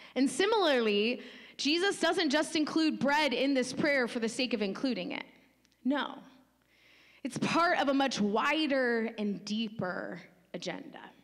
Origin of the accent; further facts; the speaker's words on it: United States; us just specifically as American Western Christians